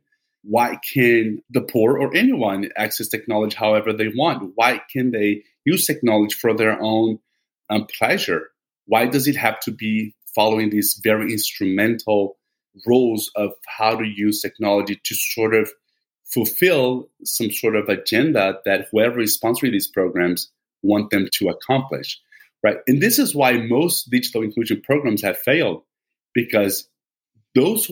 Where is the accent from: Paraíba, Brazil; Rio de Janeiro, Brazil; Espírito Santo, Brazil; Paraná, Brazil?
Espírito Santo, Brazil; Vitória; my hometown in Brazil, Vitória